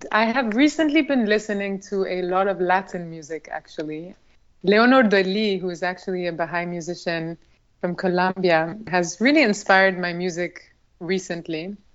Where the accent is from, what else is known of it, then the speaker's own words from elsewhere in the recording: Albania; so yes, growing up in Albania in that kind of environment was something that I very much cherish